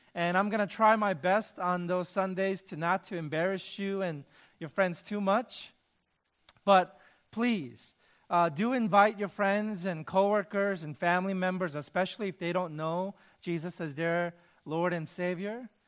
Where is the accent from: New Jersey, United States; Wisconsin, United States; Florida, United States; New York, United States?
New York, United States; New York City; moved away as an adult; also born or lived in Michigan; I grew up in New York City, in the inner city